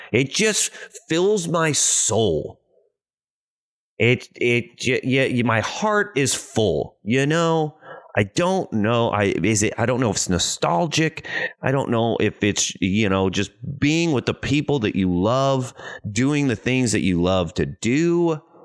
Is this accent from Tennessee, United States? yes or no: no; Cape Girardeau, Missouri, United States; now in Los Angeles, United States; I'm from a small town, not a lot going on. really surprised that there's even an airport. About two hours south of Saint Louis, a little town called Cape Girardeau, Missouri.